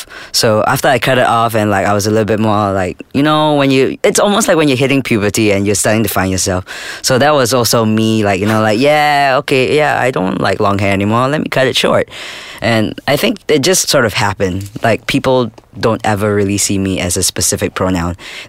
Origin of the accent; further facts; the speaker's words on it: Singapore; I was born in Singapore